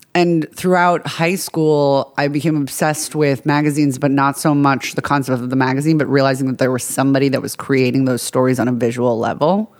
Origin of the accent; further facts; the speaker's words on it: Long Island, New York, United States; I'm from Long Island, New York.